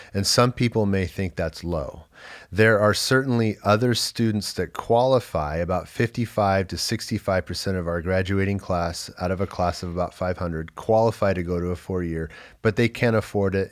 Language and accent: English; Los Angeles, California, United States; I grew up in Los Angeles, but moved in with my dad after my gap year.